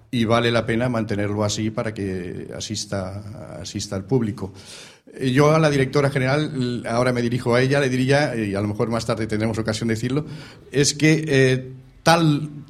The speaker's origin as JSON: {"language": "Spanish", "town": "Peraleda", "region": "Extremadura", "country": "Spain", "moved": "yes", "lives_now": "Sant Boi de Llobregat, Spain", "said": "Soy de Peraleda."}